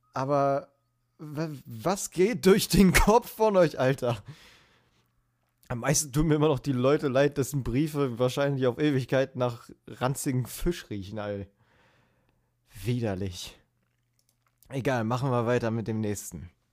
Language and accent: German; Berlin, Germany; ich bin in Berlin zur Schule gegangen.